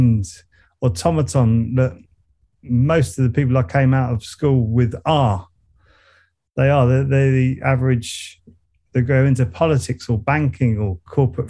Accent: Surrey, South East England, United Kingdom; accent: Surrey; I kept my Surrey accent

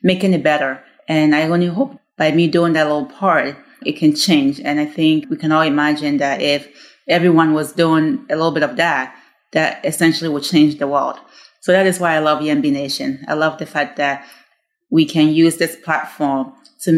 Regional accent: Ghana; moved away; I grew up in Ghana, and as I mentioned, we were more of a community

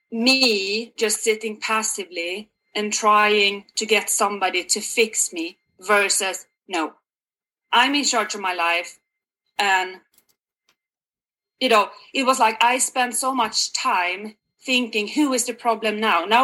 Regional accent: Sweden; moved away as an adult; now in Canada; I'm originally from Sweden, and I have lived abroad for the past uh, 10 years yeah. in uh, three different countries, believe it or not. Last but not the least one, I hope, is Canada.

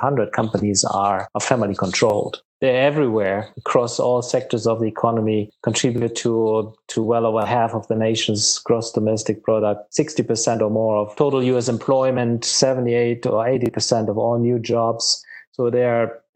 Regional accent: Germany; now in Charlotte, United States; my home country in Germany

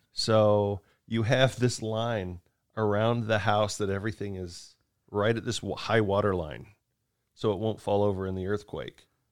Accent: United States; also born or lived in Japan; as an American, I'm used to looking up stuff and, and seeing it in feet

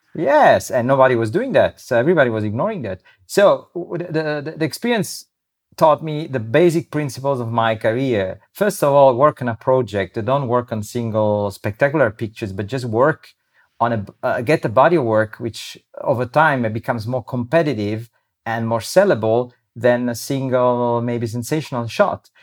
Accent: Rome, Lazio, Italy; now in Abruzzo, Italy; I grew up in Rome

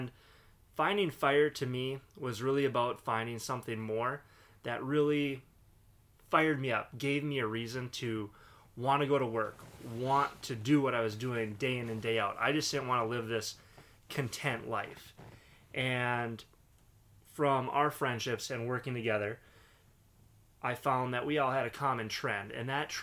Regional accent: Duluth, Minnesota, United States; Born and raised in Duluth, Minnesota.

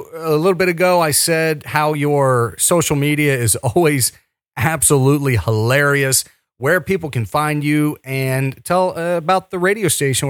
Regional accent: Cincinnati, Ohio, United States; moved away as an adult; now in West Virginia, United States; it is my hometown

